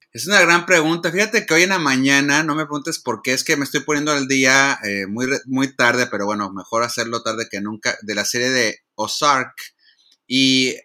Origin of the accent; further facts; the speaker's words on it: Monterrey, Nuevo León, Mexico; now in Los Angeles, United States; Yo soy eh, regiomontano, si me sale el acento o si ya no me lo adelantó hace rato, pues ya lo confirmaron, soy regiomontano